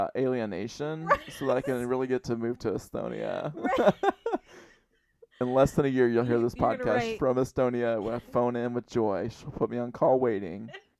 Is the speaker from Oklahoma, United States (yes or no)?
yes; Oklahoma, United States; And I was adopted. And I was born in 1966. and I'm from Oklahoma.